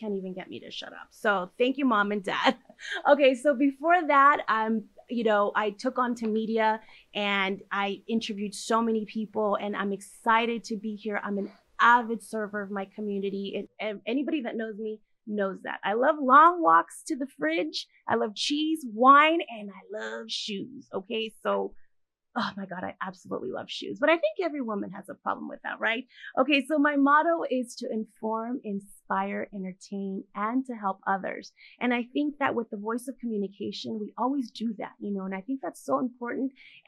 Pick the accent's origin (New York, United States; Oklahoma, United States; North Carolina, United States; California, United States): California, United States; also born or lived in Nayarit, Mexico; So I was born in Nayarit, Mexico, and I was actually raised here in Orange County, California. So I did actually lose the accent.